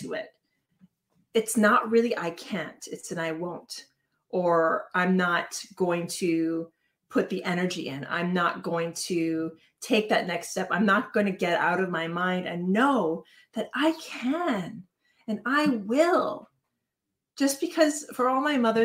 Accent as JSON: {"language": "English", "region": "Hawaii", "country": "United States", "tie": "born or raised there", "said": "I was born in Hawaii, I am Hawaiian"}